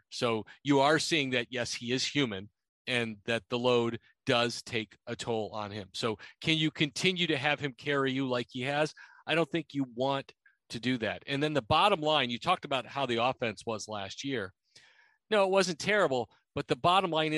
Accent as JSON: {"language": "English", "town": "Chicago", "region": "Illinois", "country": "United States", "moved": "yes", "lives_now": "Nashville, United States", "said": "I'm from Chicago, the Midwest. It's where people bowl"}